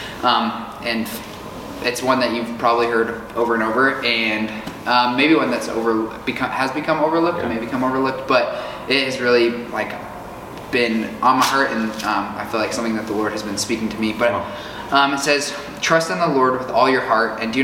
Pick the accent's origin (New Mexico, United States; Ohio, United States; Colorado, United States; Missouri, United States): Colorado, United States; Fort Collins; moved away as an adult; now in Tulsa, United States; I'm from Fort Collins, Colorado.